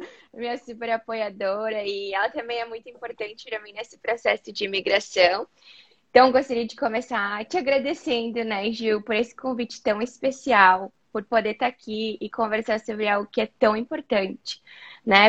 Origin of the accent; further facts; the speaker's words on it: Caxias do Sul, Rio Grande do Sul, Brazil; moved away as an adult; now in United States; eu sou natural de Caxias do Sul, no Rio Grande do Sul, e acabei me mudando aqui para os Estados Unidos há mais ou menos dois anos e meio